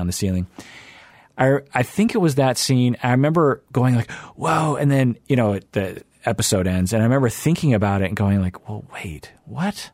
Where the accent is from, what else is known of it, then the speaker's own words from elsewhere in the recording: Seattle, Washington, United States; I grew up in Seattle.